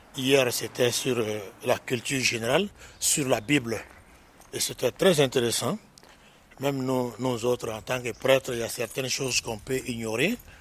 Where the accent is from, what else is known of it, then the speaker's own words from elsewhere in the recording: Mali; moved away as an adult; now in Ardèche, France; chez nous au Mali